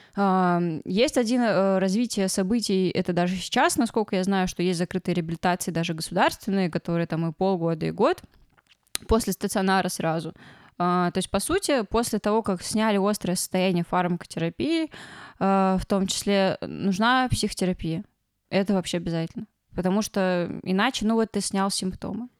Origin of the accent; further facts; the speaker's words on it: Ryazan, Ryazan Oblast, Russia; мы оба из Рязани